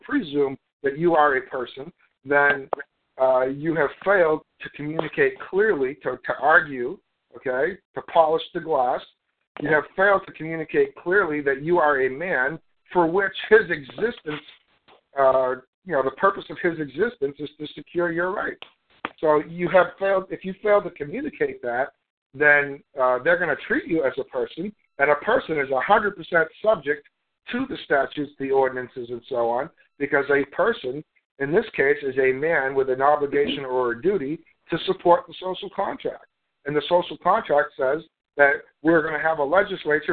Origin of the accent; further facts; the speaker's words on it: Canada; also born or lived in United States; I'm Canadian. I was born in Canada